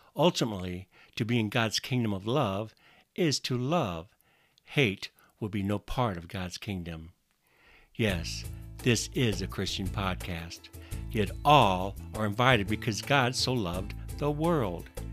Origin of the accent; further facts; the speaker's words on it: Northwest Iowa, United States; now in Washington, United States; I grew up in Northwest Iowa, in a small community, in a very conservative part of the country